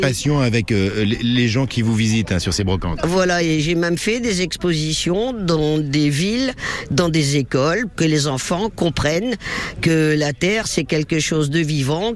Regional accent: Casablanca, Casablanca-Settat, Morocco; moved away as an adult; now in France; je suis né à Casablanca, mais je suis venu en France, j'avais une vingtaine d'années

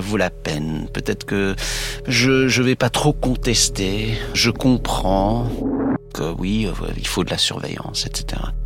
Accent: United States; chez nous, aux États-Unis

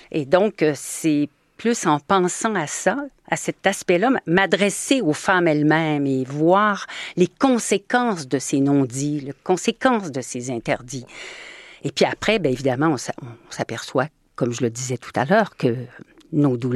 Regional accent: Normandy, France; c'est des mots que j'utilisais dans mon enfance et je me disais mais oui, moi aussi je suis normande

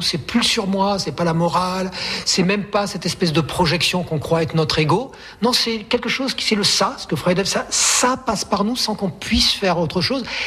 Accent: Aubenas, Auvergne-Rhône-Alpes, France; moved away; also born or lived in Marseille / Provence; en Ardèche, mon pays natal

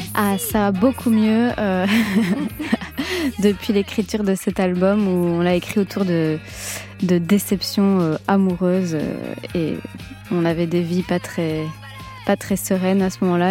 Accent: France; accent: French; je suis quand même à moitié italienne et je chante dans un italien un peu euh, spécial, on va dire. Euh, je parle pas couramment. J'ai un accent euh, français

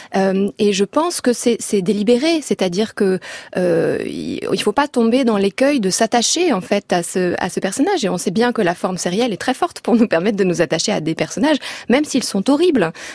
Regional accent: France; en tant que Français

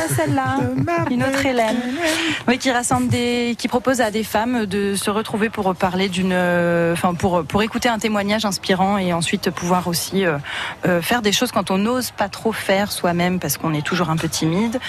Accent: Reims, Grand Est, France; j'ai grandi ici, j'ai grandi à Reims

